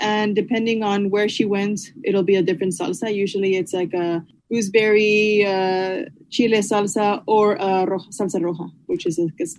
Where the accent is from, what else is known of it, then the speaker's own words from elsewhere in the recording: Chicago, Illinois, United States; moved away as an adult; now in Copenhagen, Denmark; I grew up in Chicago on the west side in La Villita